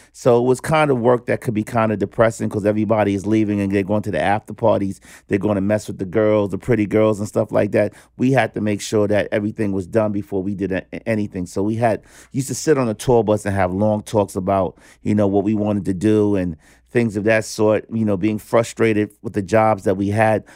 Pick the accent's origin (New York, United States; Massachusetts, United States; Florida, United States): New York, United States; New York City; also born or lived in Rockaways; Harlem coming up on the one hundred twenty-eighth and Saint Nicholas